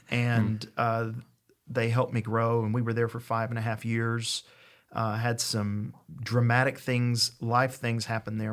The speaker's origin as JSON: {"language": "English", "region": "East Tennessee", "country": "United States", "moved": "yes", "lives_now": "Tupelo, United States", "said": "I'm originally from East Tennessee"}